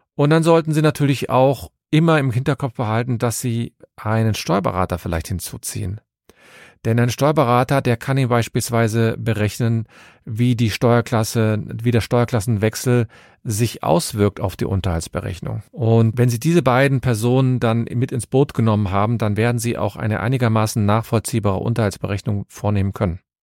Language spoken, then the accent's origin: German; Cologne, North Rhine-Westphalia, Germany; ich komme aus Köln und habe meine Kanzlei in Köln